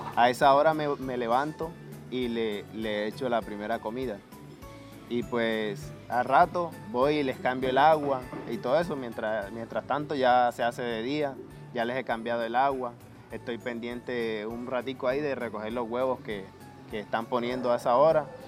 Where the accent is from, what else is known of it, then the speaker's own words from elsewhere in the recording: Aguas Negras, Colombia; also born or lived in Barranquilla / Cartagena; Soy de, de Aguas Negras